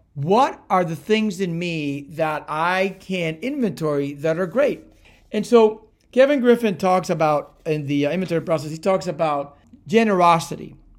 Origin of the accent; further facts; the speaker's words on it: Cuba; moved away; also born or lived in Miami, United States; I was born in Cuba and raised between Cuba and Miami